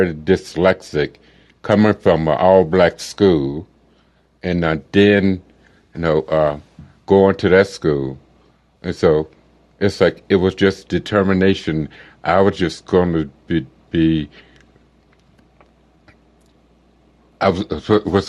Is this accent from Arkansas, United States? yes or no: yes; Arkansas, United States; I was born in Arkansas back in the 1957